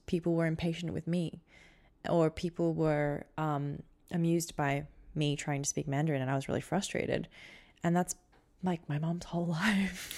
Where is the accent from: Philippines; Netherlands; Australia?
Australia; growing up in Australia